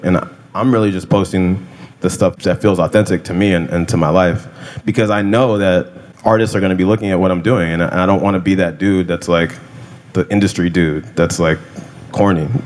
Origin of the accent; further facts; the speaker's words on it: California, United States; I grew up in California